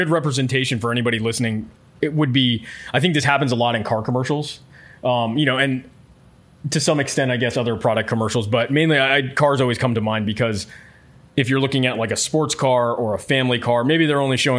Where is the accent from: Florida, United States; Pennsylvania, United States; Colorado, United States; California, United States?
Florida, United States; I grew up in Florida on the Space Coast, so very familiar with all the space programs throughout the 80s and 90s, and even when they sort of cut it in the 2000s.